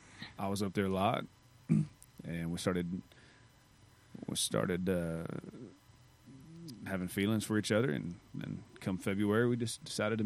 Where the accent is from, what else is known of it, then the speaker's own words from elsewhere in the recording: Amarillo, Texas, United States; moved away as an adult; also born or lived in Hereford, Texas / Lubbock, Texas; now in Nashville, United States; So I grew up in Hereford and Amarillo. And then I spent 12 years in Lubbock once I went to college at Texas Tech. I just stayed.